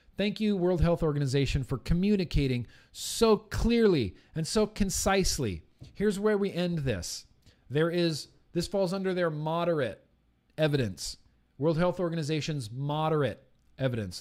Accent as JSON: {"language": "English", "region": "California", "country": "United States", "tie": "born or raised there", "said": "Native to California, born and raised in California"}